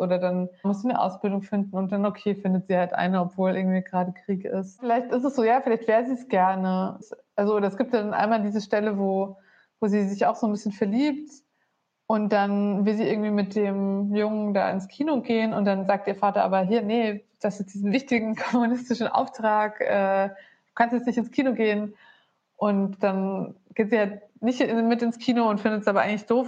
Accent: Bavaria, Germany; moved away as an adult; also born or lived in Berlin; davor 20 Jahre in Bayern auf dem Dorf.

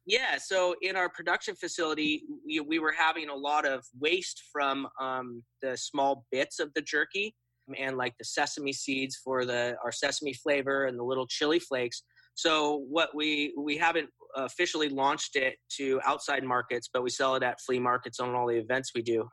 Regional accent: Occidental, California, United States; my hometown of Occidental in Sonoma County

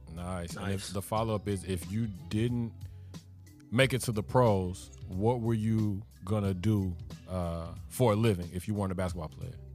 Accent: Chicago, Illinois, United States; moved away as an adult; also born or lived in New York City / Miami; born and raised in Chicago, and lived in Miami

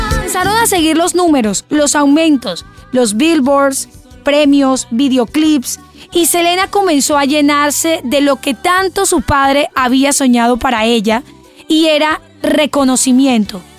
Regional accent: Colombia; soy de Colombia

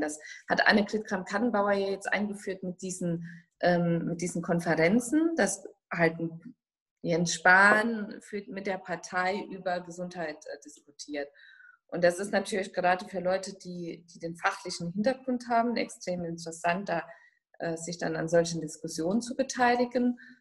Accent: Saarland, Germany; accent: Saarland dialect; meinem saarländischen Dialekt

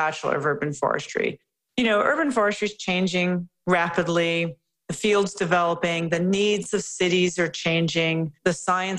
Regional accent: Chicago, Illinois, United States; now in Vancouver, Canada; I'm from the Chicago area, and I was living in Chicago

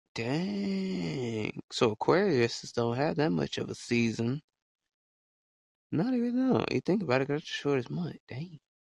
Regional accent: Alabama, United States; I'm from small state called you know, small state called Alabama

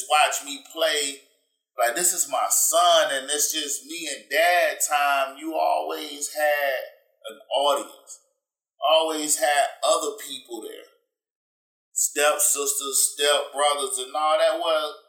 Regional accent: Fayetteville, Georgia, United States; growing up in Fayetteville

